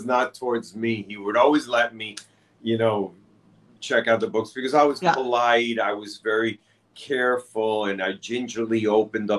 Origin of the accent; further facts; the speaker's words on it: New York City, New York, United States; growing up in New York City